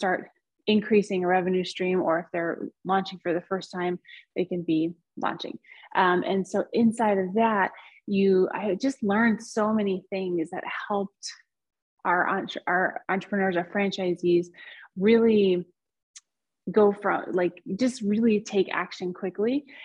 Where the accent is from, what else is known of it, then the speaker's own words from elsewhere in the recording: United States; also born or lived in southern Spain; now in Spain; So I am American, but I live in southern Spain.